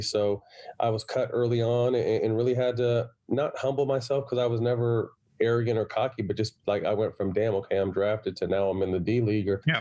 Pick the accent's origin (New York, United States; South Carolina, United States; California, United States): California, United States; Sacramento; also born or lived in San Jose, California / Los Angeles, California; I was born in uh, San Jose, then moved to Sacramento at about nine. So then I was in Sacramento from about nine to eighteen until I went uh-huh. to UCLA